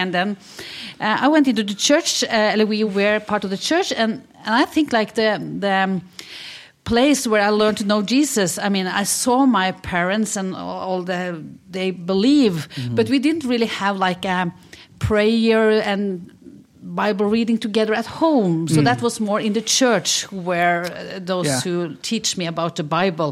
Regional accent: Halden, Østfold, Norway; now in Oslo, Norway; where I grew up. And that's in Halden. It's a city just 1.5 hours from Oslo. It's on the border to Sweden.

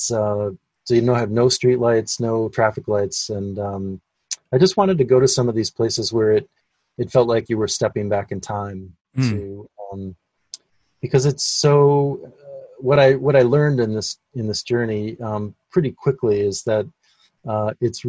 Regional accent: Minnesota, United States; growing up in Minnesota

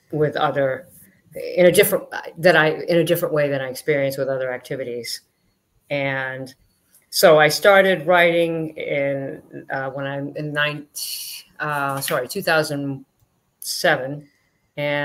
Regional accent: Boston, Massachusetts, United States; I was born in Boston, just outside Boston, Massachusetts.

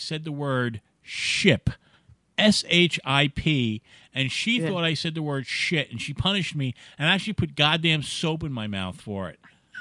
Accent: New York City, New York, United States; now in New Jersey, United States; I grew up in Brooklyn

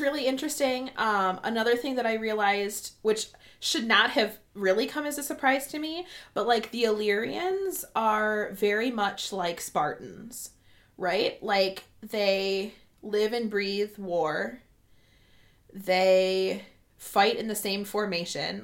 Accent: Midwest, United States; we're from the Midwest

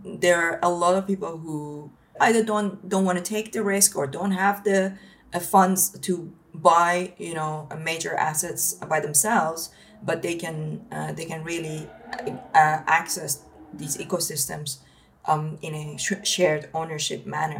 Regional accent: Iran; now in United Kingdom; I come from Iran originally, and I had to build my life from scratch coming to the UK

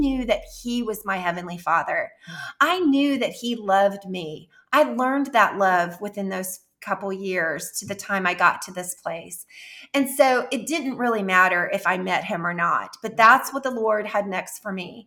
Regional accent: Jefferson City, United States; moved away as an adult; my hometown in Jefferson City

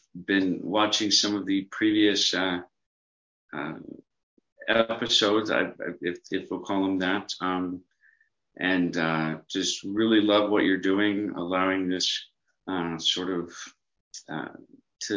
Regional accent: Mesa, Arizona, United States; now in Holbrook, United States; I grew up in Mesa, Arizona

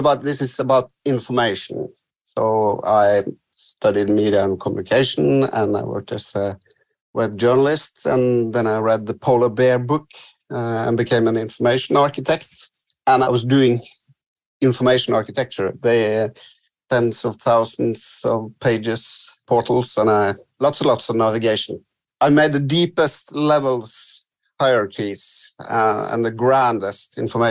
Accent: West Coast of Norway, Western Norway, Norway; English is a second language; now in Oslo, Norway; I live in Oslo, but I come from the West Coast

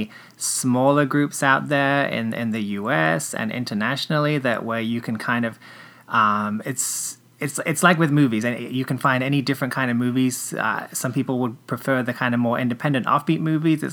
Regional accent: England, United Kingdom; there was a Saturday afternoon TV show where I grew up in England

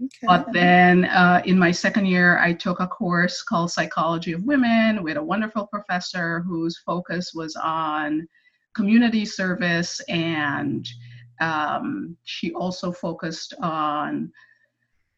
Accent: Guyana; also born or lived in Brooklyn, New York; now in New York, United States; I was born in Guyana.

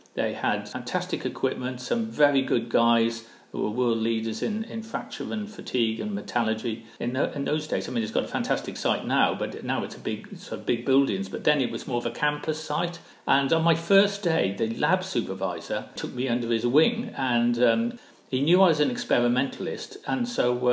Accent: Barry, Wales, United Kingdom; now in West Sussex, United Kingdom; I grew up in Barry, which is uh, um, in South Wales

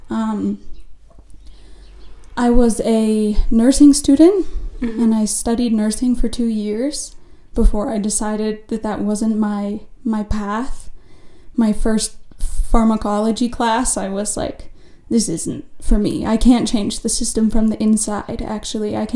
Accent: United States; Um, I'm from the United States, I should have mentioned, I guess.

